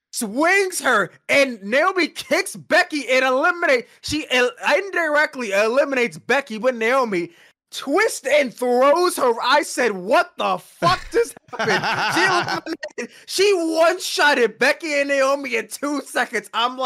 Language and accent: English; Philadelphia, Pennsylvania, United States; Going into WrestleMania, which is in my hometown of Philadelphia, Pennsylvania